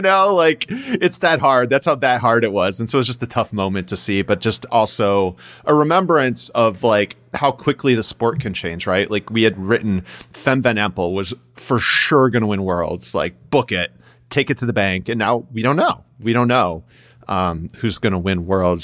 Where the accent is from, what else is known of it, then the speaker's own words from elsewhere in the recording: United States; us as American fans